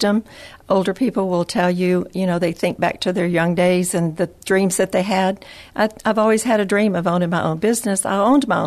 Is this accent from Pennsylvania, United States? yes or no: no; West Texas, United States; also born or lived in Odessa, Texas; I'm a Texas girl, born and raised kind of several different locations in Texas, so west, north, south